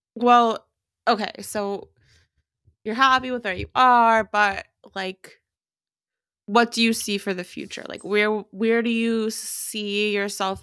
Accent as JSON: {"language": "English", "region": "Tennessee", "country": "United States", "tie": "born or raised there", "also_born_or_lived": "Memphis, Tennessee / Bozeman, Montana", "said": "I moved from Memphis, Tennessee to yeah. Bozeman, Montana"}